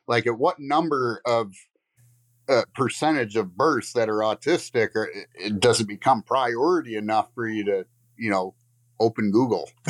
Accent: Lakeview, Michigan, United States; I'm from Lakeview, Michigan

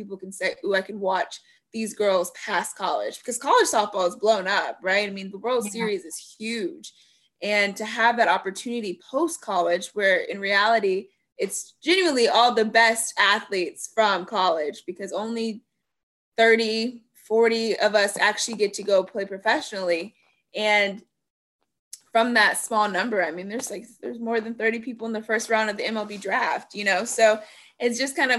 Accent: Florida, United States; I'm from Florida

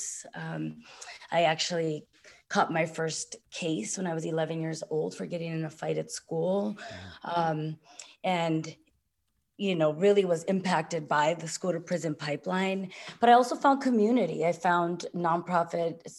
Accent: San Francisco, California, United States; I grew up in San Francisco's Mission District

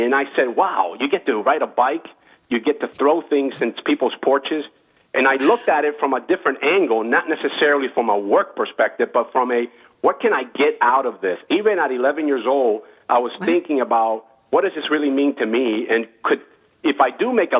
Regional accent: West Palm Beach, Florida, United States; also born or lived in Cuba; here in West Palm Beach, Florida. That's where I kind of grew up

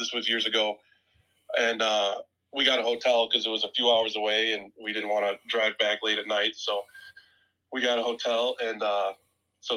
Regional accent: Illinois, United States; I'm from Illinois

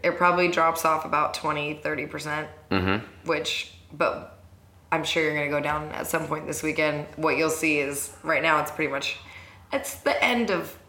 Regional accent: Rancho Cucamonga, California, United States; Rancho Cucamonga.

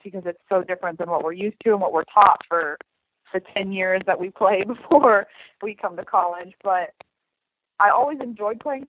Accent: Indianapolis, Indiana, United States; I'm from Indianapolis, Indiana.

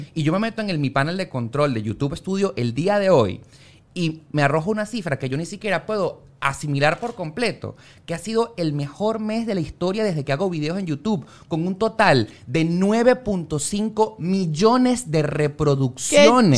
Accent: Valencia, Carabobo, Venezuela; moved away; also born or lived in Caracas; yo soy de Valencia, me mudé para Caracas

